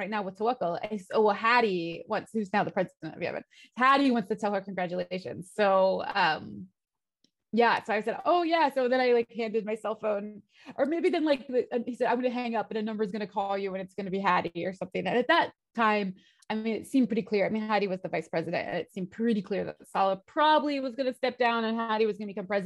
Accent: United States; moved away; as an American, because that's what I am

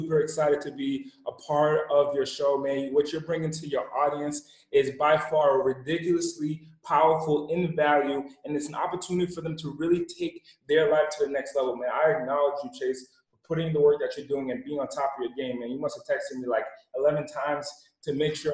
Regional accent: East Coast, Rhode Island, United States; I'm originally from the West Coast, from the East Coast. I was raised in an impoverished area in the smallest city, in the smallest state.

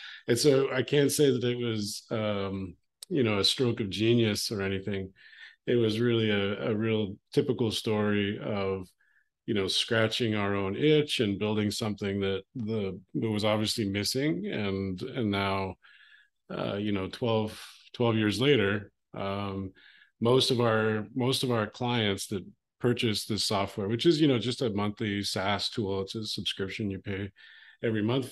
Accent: Calgary, Alberta, Canada; I grew up in Western Canada, a city called Calgary

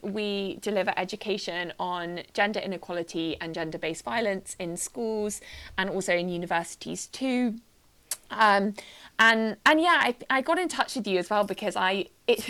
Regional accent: Wiltshire, South West England, United Kingdom; I grew up in Wiltshire, in a small town. I was an army kid

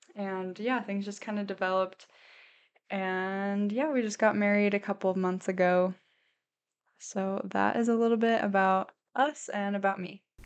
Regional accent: St. Louis, Missouri, United States; moved away as an adult; now in Idaho, United States; I grew up in Saint Louis, Missouri

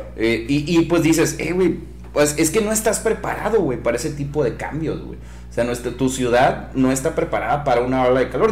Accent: Mexico; soy mexicano

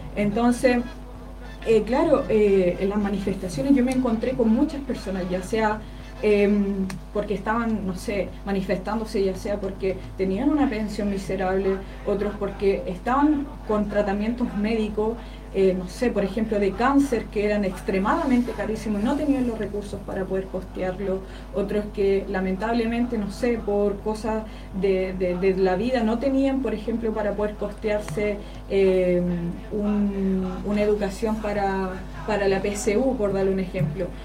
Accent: Curicó, Maule, Chile; yo que nací, crecí eh, en Aguas Negras

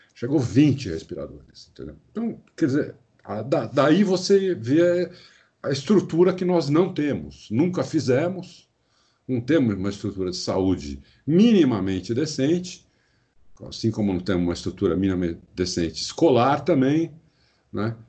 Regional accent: Brazil; sou brasileiro, nasci aqui, morei aqui minha vida inteira, fora fora pouco tempo que eu morei fora

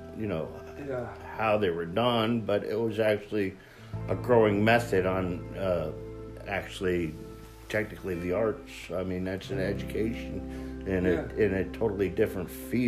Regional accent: East Coast of the United States, United States; I grew up in the East Coast of the United States

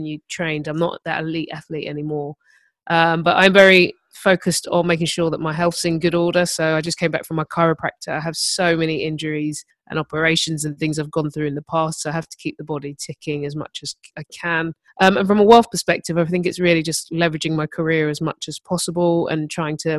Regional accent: London, United Kingdom; I grew up in Herne Hill, which is South London

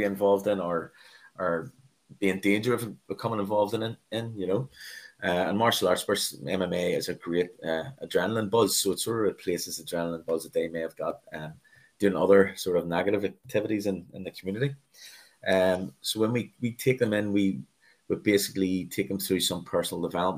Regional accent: Belfast, Northern Ireland, United Kingdom; I was born in Belfast in Northern Ireland, north of Ireland. I grew up in what was termed as the Troubles here

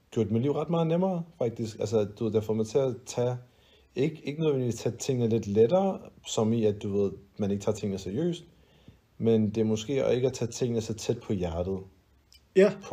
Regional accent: Denmark

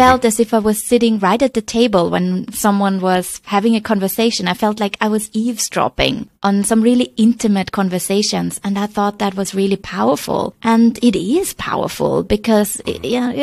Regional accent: Vienna, Austria; moved away as an adult; also born or lived in China; now in Hong Kong; I'm originally from Vienna, and I ended up in China 12 years ago

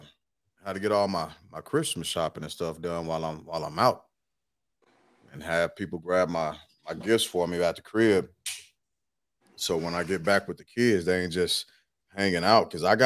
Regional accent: Illinois, United States; Listen to how I pronounce my R's. I'm from here. I'm not from Missouri.

